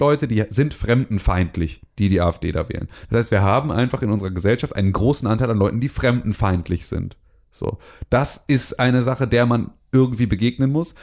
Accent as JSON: {"language": "German", "country": "Germany", "tie": "born or raised there", "said": "ich bin in, in der B R D äh, irgendwie, äh, geboren, groß geworden"}